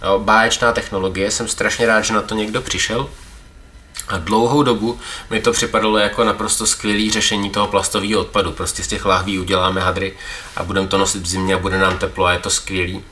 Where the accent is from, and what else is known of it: Czechia